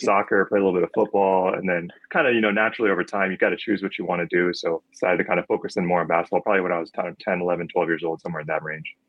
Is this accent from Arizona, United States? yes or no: yes; Phoenix, Arizona, United States; I grew up in Phoenix, so it's always been hot out here